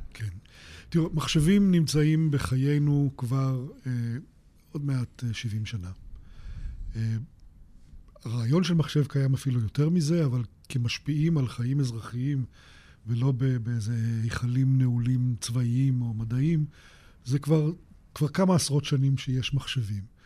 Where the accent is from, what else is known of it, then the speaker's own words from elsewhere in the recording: Israel; אני בן קיבוץ